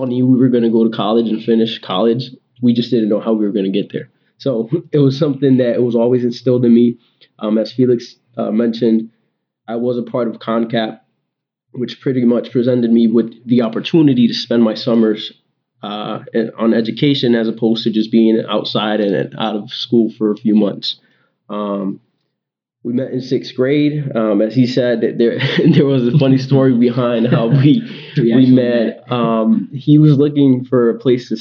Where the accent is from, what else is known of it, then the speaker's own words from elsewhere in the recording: Hartford, Connecticut, United States; also born or lived in Worcester, Massachusetts; I was born in Hartford, Connecticut, where I was raised